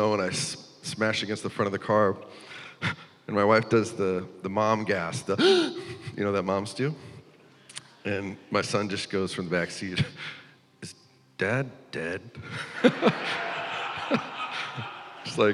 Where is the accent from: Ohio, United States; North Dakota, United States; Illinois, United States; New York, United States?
North Dakota, United States; also born or lived in Iowa City; I'm from North Dakota, and most of the time we have snowstorms here